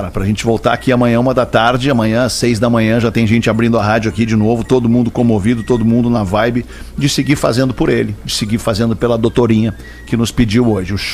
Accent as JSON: {"language": "Portuguese", "region": "Rio de Janeiro", "country": "Brazil", "said": "Sou do Rio de Janeiro, mas moro em Santa Catarina há quase 20 anos."}